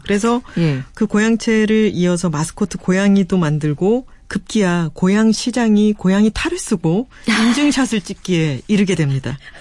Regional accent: Busan, South Korea; 부산 제 고향 근처에는

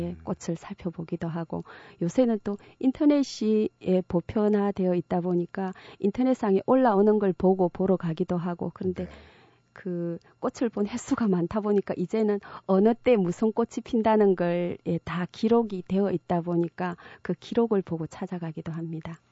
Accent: Uljin, North Gyeongsang, South Korea; now in Gimhae, South Korea; 경북 울진의 작은 산골 마을에서 태어났습니다

